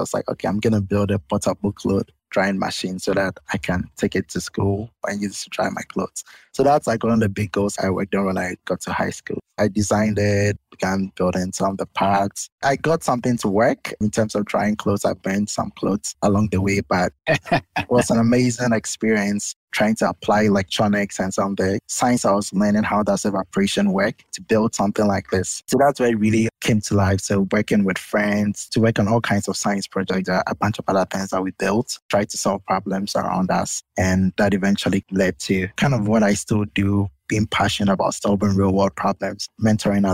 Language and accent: English; Winneba, Central Region, Ghana; moved away as an adult; I grew up in Winneba, a small town along the coast of Ghana.